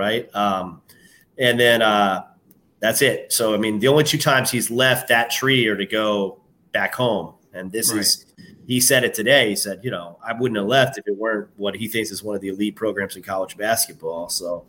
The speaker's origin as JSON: {"language": "English", "town": "Jupiter", "region": "Florida", "country": "United States", "also_born_or_lived": "Atlanta, Georgia", "said": "I'm from Atlanta, but I'm also from Jupiter. I went to Dwyer."}